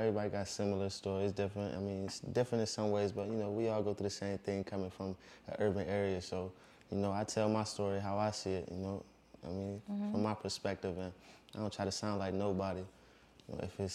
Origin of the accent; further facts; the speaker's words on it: Buffalo, New York, United States; I'm from Buffalo, New York